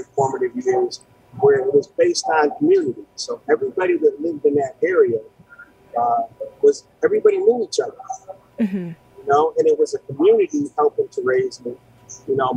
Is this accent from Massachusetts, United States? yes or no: yes; Pittsfield, Massachusetts, United States; moved away as an adult; also born or lived in New Brunswick, New Jersey / New Jersey / New York / Charlotte; I spent my earlier days growing up in Pittsfield on the West Side